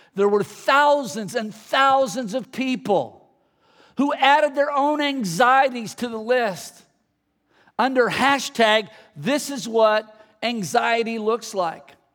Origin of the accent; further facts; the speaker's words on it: the Bay Area, California, United States; I grew up in the Bay Area